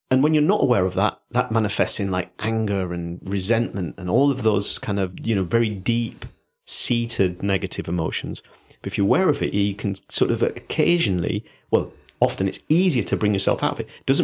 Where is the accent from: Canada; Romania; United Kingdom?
United Kingdom; Yorkshire and the Humber; accent: Yorkshire; Don't know why I'm hamming up my Yorkshire accent with this.